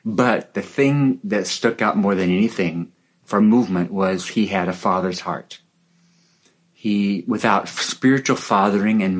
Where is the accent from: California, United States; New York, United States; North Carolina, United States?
California, United States; born or raised there; now in Papua, Indonesia